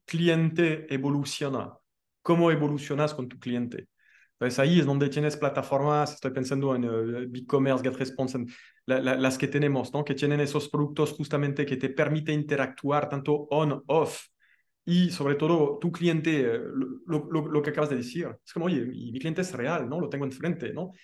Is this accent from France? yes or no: yes; France; now in Mexico; como buen francés